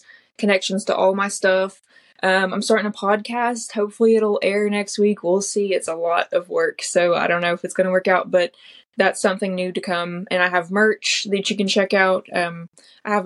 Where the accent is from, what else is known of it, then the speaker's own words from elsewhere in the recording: Lebanon, Tennessee, United States; also born or lived in Tellico Plains, Tennessee; I've always lived in Tennessee, but I was born in East Tennessee in the Appalachian Mountains, and I lived there until I was 9